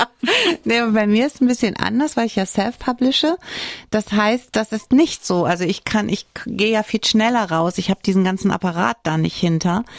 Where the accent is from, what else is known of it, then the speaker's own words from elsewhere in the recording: Saarland, Germany; hier bei uns im Saarland